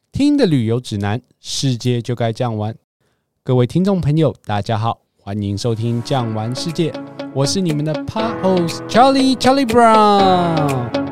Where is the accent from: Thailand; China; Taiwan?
Taiwan; 我们在台湾长大的话，可能早餐就比较习惯吃三明治啊、蛋饼啊，或者是中式的烧饼、油条、豆浆